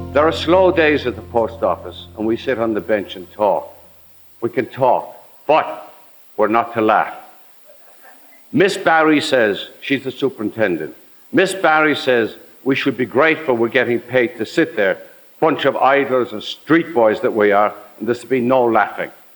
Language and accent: English; Ireland; also born or lived in New York; now in United States; growing up in Ireland